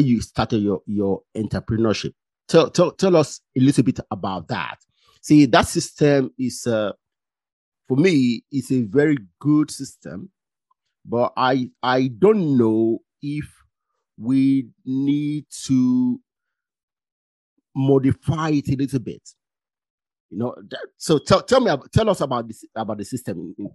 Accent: Lagos, Nigeria; I grew up in Lagos. My neighborhood, the neighborhood I identify with is Bariga Somolu in Lagos.

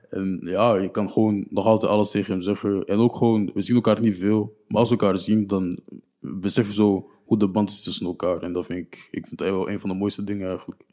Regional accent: Niel, Flanders, Belgium; also born or lived in Burundi (ancestry); ik kom van Niel

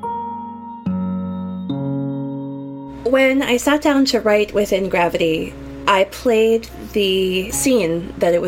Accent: Florida, United States; I'm a composer from Florida in the United States

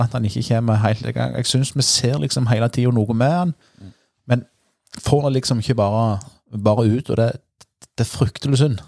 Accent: Bryne, Rogaland, Norway; hvor er du fra, sant? Da er det jo nærliggende å si Bryne

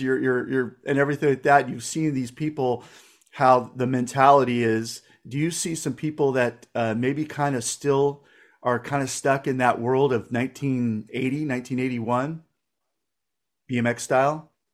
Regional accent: Livermore, California, United States; I grew up in Livermore

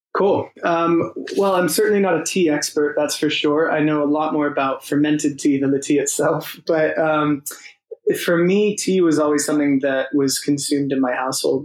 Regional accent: Los Angeles, California, United States; moved away as an adult; also born or lived in San Diego; now in London, United Kingdom; I'm from Los Angeles, but I went to college in San Diego

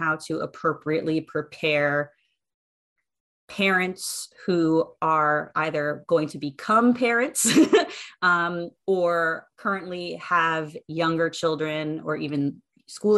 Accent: right outside DC, Maryland, United States; I grew up in Maryland, right outside DC.

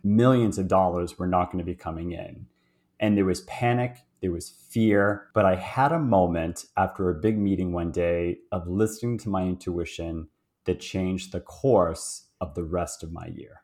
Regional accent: Boston, Massachusetts, United States; moved away as an adult; now in Toronto, Canada; I was born, uh, in Boston, so So I'm American, and although I live in, uh, Toronto, Canada right now, and grew up in Boston

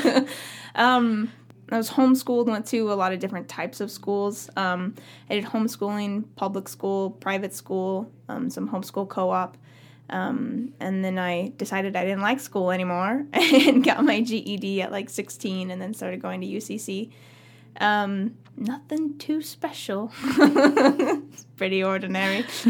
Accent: Camas Valley, Oregon, United States; also born or lived in Myrtle Creek, Oregon; grew up country hit girl out in Camas Valley

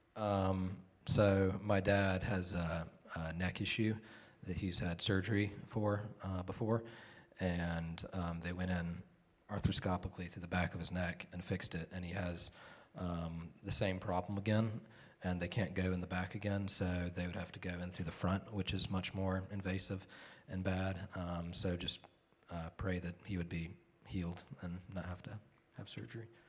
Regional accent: South Carolina, United States; also born or lived in Virginia / Cheraw, South Carolina; I was born in Virginia, but I've lived most of my life in South Carolina.

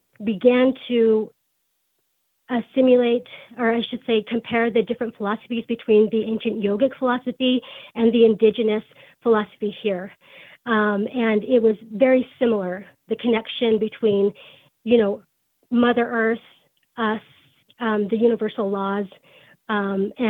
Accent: Salt Lake City, Utah, United States; I grew up in Salt Lake City, Utah

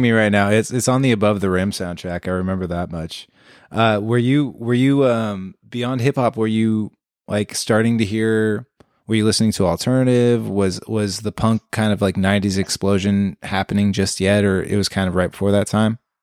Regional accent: Concord, California, United States; also born or lived in Santa Cruz; I'm from Concord

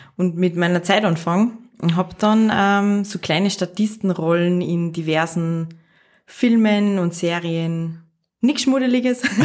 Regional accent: Pinzgau, Salzburg, Austria; moved away as an adult; now in Salzburg, Austria; Ich bin aus dem Pinzgau, mhm. aus einem recht kleinen Ort mhm. und bin vor circa sechs Jahren nach Salzburg gekommen

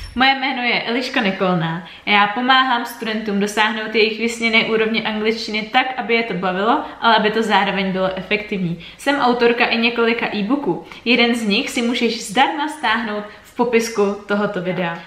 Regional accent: Czechia; jako Češi

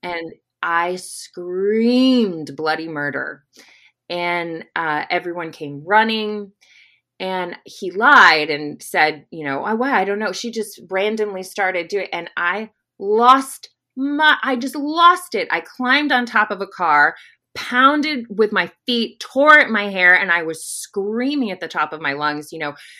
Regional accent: Arkansas, United States; we're both from Arkansas

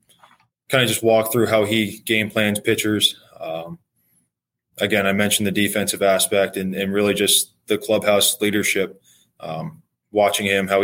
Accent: outside DC, Maryland, United States; also born or lived in Washington, D.C.; I grew up in Maryland, a little bit outside of DC.

